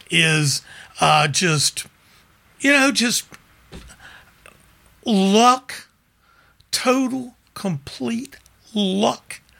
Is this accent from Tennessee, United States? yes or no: yes; Memphis, Tennessee, United States; now in Mississippi Gulf Coast, United States; I'm from Memphis. Racism Martin Luther King was killed there. You know, uh, I w- I grew up in the '60s, you know, in Memphis